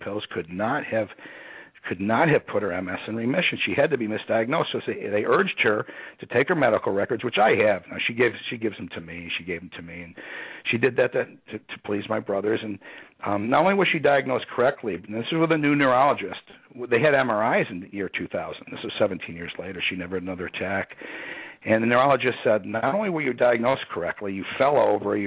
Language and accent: English; Rochester, New York, United States; moved away as an adult; also born or lived in Austin, Texas; I grew up near Canada, up there in the western side of Rochester, New York.